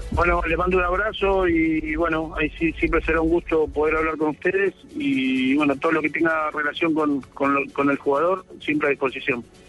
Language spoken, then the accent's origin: Spanish; Argentina; also born or lived in Buenos Aires; ahora sí estoy acá en mi país